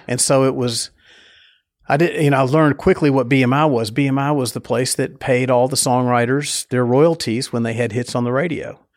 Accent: Nashville, Tennessee, United States; I grew up in Nashville, Nashville

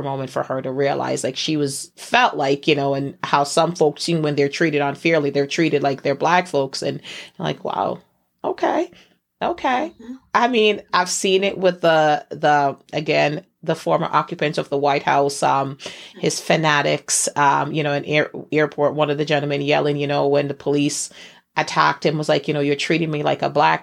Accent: Jamaica; I'm from Jamaica

